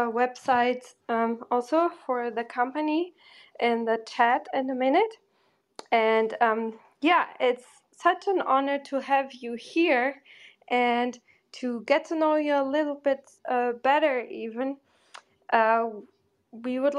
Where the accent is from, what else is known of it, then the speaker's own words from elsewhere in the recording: Germany; moved away as an adult; also born or lived in Porto, Portugal; now in New York, United States; I grew up in Porto and in Germany, like I'm from Portugal, but then I grew up in Germany most of the time